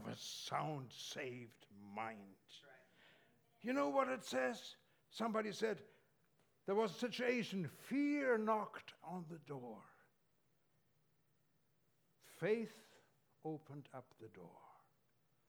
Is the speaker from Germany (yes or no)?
yes; Germany; moved away; I grew up in Germany, as you probably noticed from my accent